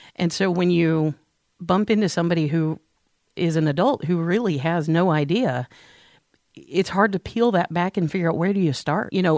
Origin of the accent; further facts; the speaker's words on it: St. Louis, Missouri, United States; moved away; I grew up in Saint Louis